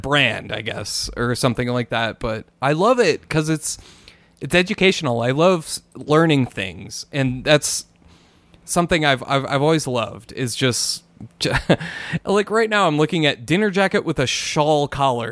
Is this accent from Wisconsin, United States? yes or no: no; Minnesota, United States; now in New Mexico, United States; I'm from Minnesota and I moved to New Mexico.